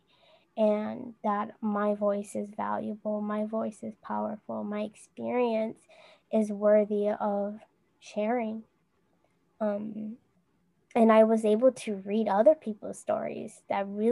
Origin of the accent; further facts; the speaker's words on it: United States; My biggest challenge growing up as a Hmong American was being Hmong American.